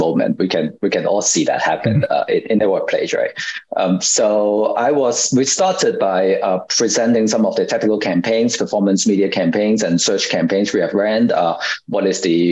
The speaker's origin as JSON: {"language": "English", "country": "Hong Kong", "tie": "born or raised there", "said": "I was born and raised in Hong Kong"}